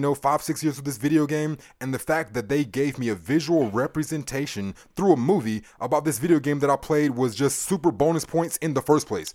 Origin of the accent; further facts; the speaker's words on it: United States; I'm American born here